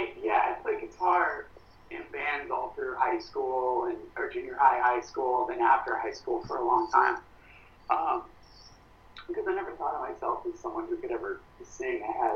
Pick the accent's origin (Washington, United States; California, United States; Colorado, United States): California, United States; Burbank; Yeah, I grew up in Burbank, California.